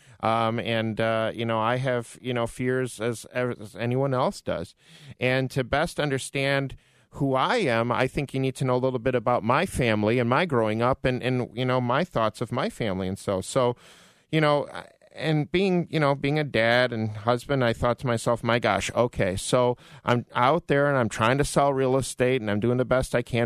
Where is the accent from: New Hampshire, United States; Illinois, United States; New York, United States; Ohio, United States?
Illinois, United States; Orland Park; I grew up in Orland Park